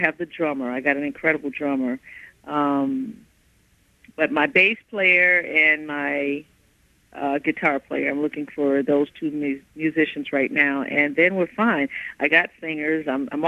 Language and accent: English; Midwest, United States; That's fun, but you know, I'm from the Midwest.